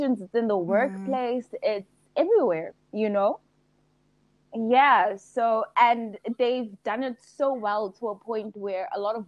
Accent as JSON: {"language": "English", "town": "Pretoria", "region": "Gauteng", "country": "South Africa", "said": "I'm from Pretoria"}